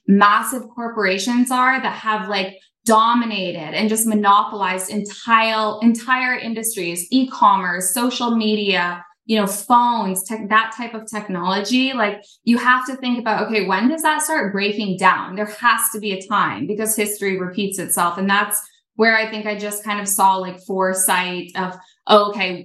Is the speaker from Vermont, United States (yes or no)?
yes; Burlington, Vermont, United States; I grew up in Vermont